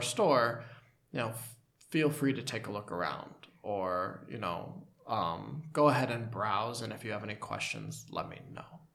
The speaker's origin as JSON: {"language": "English", "country": "United States", "moved": "yes", "said": "as an American"}